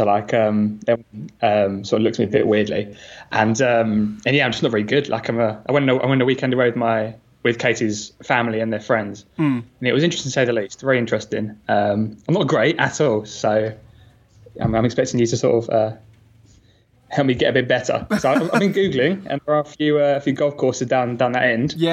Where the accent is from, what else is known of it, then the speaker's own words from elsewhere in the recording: England, United Kingdom; perdone, perdone, soy inglés.